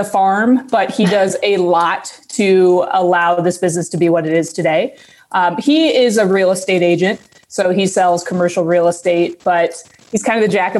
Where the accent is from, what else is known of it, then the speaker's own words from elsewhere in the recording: Des Moines, Iowa, United States; I grew up here in Des Moines